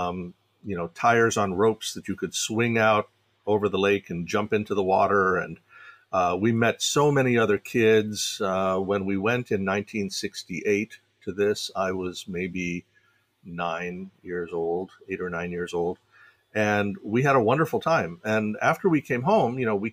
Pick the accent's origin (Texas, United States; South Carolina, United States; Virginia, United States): Virginia, United States; Fairfax County; I grew up in Fairfax County, Virginia